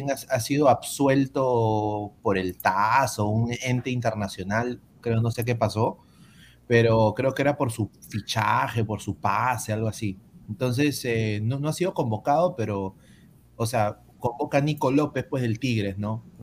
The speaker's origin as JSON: {"language": "Spanish", "country": "Peru", "said": "yo, yo soy peruano."}